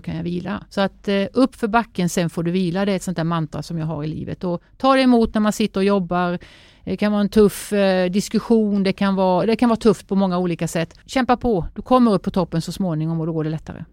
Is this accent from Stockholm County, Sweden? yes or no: no; Sävsjö, Jönköping County, Sweden; hemma i Sävsjö där jag är uppvuxen